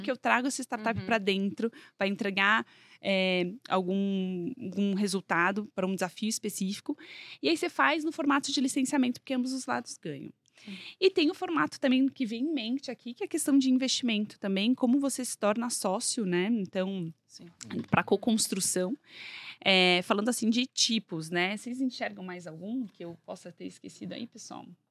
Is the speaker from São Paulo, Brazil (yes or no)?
yes; São Paulo, Brazil; accent: paulistinha; also born or lived in Minas Gerais; cresci em São Paulo, então eu tenho mais, sou bem mais paulistinha mesmo.